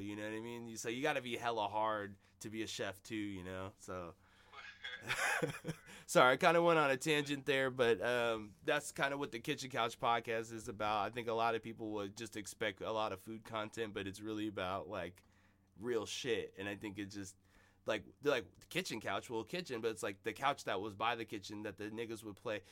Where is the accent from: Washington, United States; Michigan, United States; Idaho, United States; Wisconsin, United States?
Washington, United States; Seattle; I'm from South Seattle